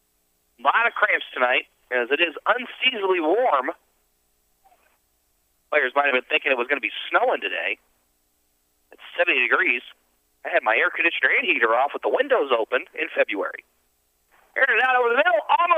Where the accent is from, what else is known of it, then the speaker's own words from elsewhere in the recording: outside of New Orleans, Louisiana, United States; now in Texarkana, United States; growing up outside of New Orleans